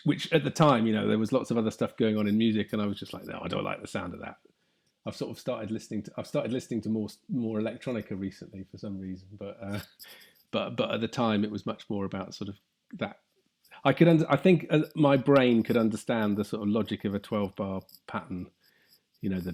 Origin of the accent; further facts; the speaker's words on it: Somerset, South West England, United Kingdom; I grew up in Somerset